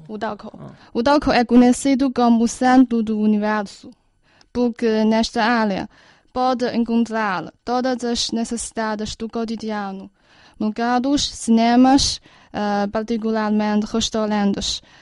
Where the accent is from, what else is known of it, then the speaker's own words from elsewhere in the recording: Beijing, China; Pequim, minha terra natal